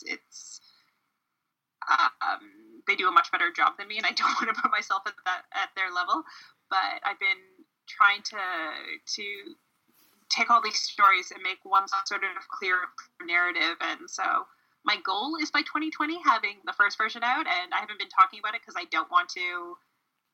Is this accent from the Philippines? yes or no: no; Canada; I'm Canadian